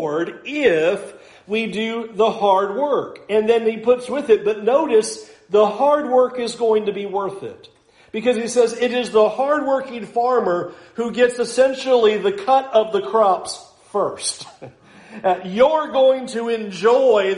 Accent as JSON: {"language": "English", "country": "United States", "said": "as American Christians"}